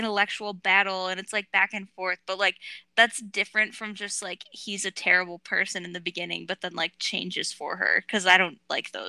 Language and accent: English; Michigan, United States; I'm from Michigan